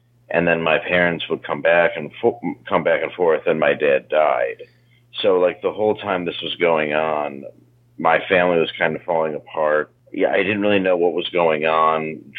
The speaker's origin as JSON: {"language": "English", "town": "Grosse Pointe Woods", "region": "Michigan", "country": "United States", "tie": "born or raised there", "said": "I grew up in Grosse Pointe Woods, Harper Woods area"}